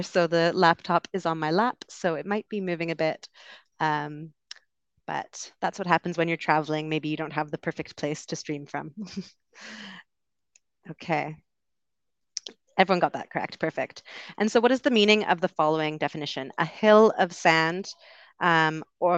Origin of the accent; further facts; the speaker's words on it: Vancouver, British Columbia, Canada; I am also from Vancouver